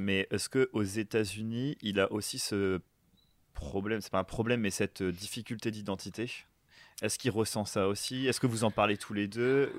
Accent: France; nous, en tant que Français

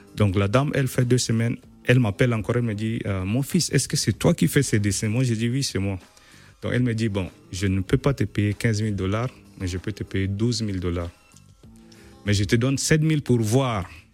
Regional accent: Chad; moved away as an adult; also born or lived in Nigeria / Poland; now in Kraków, Poland; moi je suis né en Afrique

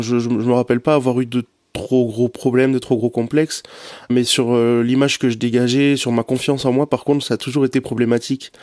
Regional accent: the South-West, south-west France, France; moved away as an adult; also born or lived in Lille; à 1000 km de chez moi, parce que je viens du Sud-Ouest

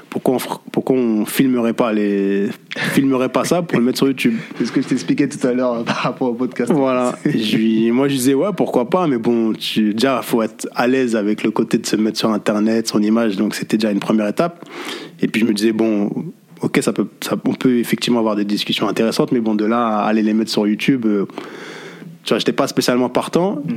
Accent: Paris, Île-de-France, France; now in Saint-Denis, France; j'ai bientôt 36 ans. Mm-hmm. je suis né à Paris, dans le 13e arrondissement, j'ai grandi dans le 13e arrondissement. Aujourd'hui, je vis à Saint-Denis depuis maintenant 5 ans. je suis d'origine Verdienne de par mon père et de la Martinique de par ma mère.

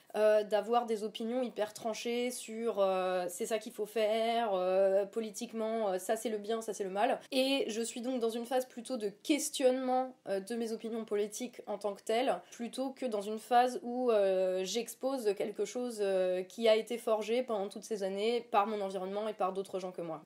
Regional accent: Lorraine, Grand Est, France; also born or lived in Verdun; j'ai grandi dans le PIO, Villerullon, oui. et ensuite, j'ai fait mon lycée à Verdun.

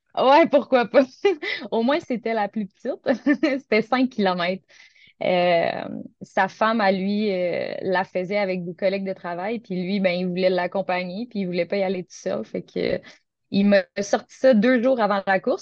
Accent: Gatineau, Quebec, Canada; moved away as an adult; now in Sainte-Catherine-de-la-Jacques-Cartier, Canada; je viens originellement de Gatineau, qui est tout près de la capitale du Canada, Ottawa.

